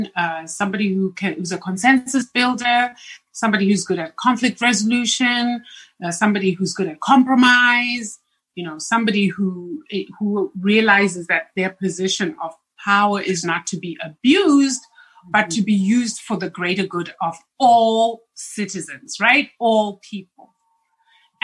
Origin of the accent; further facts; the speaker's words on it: Zimbabwe; moved away; my home country of Zimbabwe